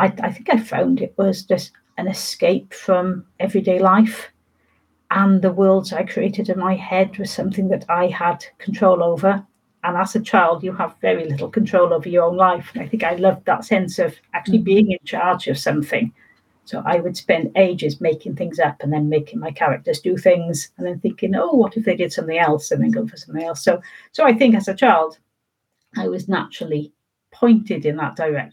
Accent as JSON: {"language": "English", "region": "Wales", "country": "United Kingdom", "said": "as people started identifying me as a Welsh writer, I started feeling more Welsh"}